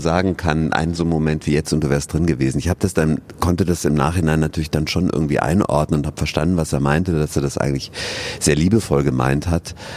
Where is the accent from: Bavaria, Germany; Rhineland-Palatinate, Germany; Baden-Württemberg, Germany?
Bavaria, Germany; Regensburg; born or raised there; moved away as an adult; also born or lived in Cologne / Bern / Augsburg; now in Bochum, Germany